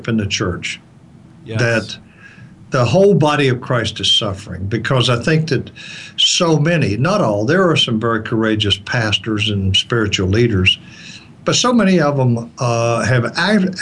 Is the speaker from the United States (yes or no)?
yes; the South, United States; I'm from the South and I'm from, you know, kind of a fundamentalist church